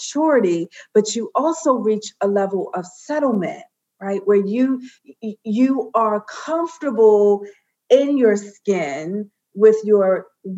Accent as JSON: {"language": "English", "town": "Baltimore", "region": "Maryland", "country": "United States", "said": "I'm from Baltimore, B-more."}